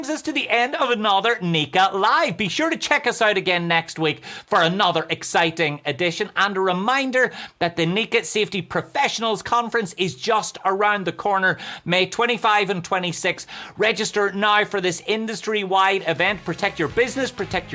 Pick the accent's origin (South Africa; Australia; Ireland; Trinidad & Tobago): Ireland; accent: Irish; that's how we say cowboy in Ireland